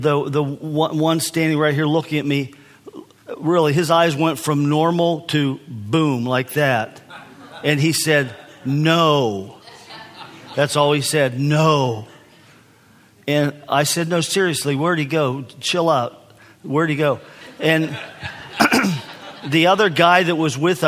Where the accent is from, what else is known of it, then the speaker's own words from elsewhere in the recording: United States; I'm from the United States. I'm from America.